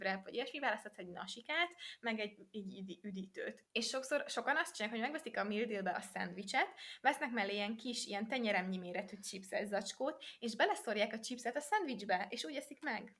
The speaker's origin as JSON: {"language": "Hungarian", "country": "Hungary", "moved": "as an adult", "said": "tudom, hogy magyar vagyok, meg azon a, azon a útlevelemben"}